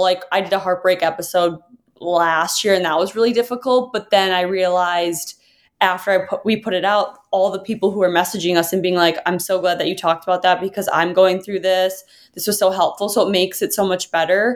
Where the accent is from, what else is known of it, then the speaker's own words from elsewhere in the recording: Minnesota, United States; moved away; I'm from Minnesota